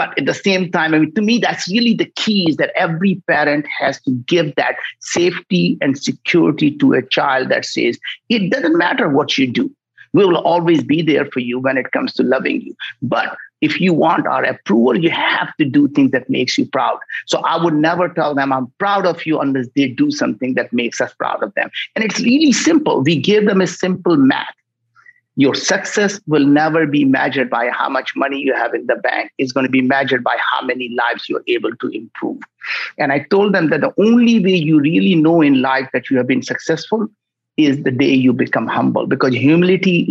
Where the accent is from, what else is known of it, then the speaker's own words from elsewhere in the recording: India; moved away as an adult; now in United States; I grew up in India